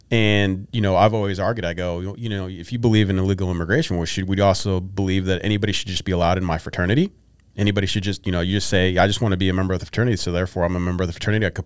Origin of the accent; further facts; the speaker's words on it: San Francisco, California, United States; I, am from San Francisco, but you know, I was stationed down in like Camp Pendleton